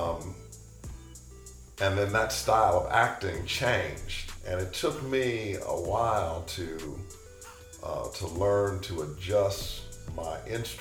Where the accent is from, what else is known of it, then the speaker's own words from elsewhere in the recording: Detroit, Michigan, United States; moved away as an adult; also born or lived in Chicago; I was born in Detroit.